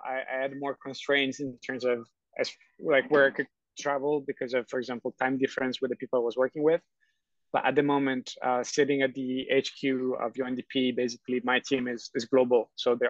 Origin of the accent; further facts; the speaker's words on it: Rome, Lazio, Italy; born there; English is a second language; I was originally born in Rome